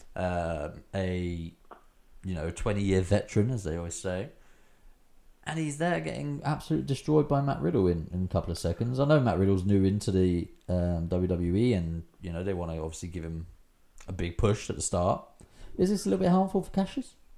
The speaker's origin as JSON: {"language": "English", "region": "England", "country": "United Kingdom", "said": "I'm English, mate."}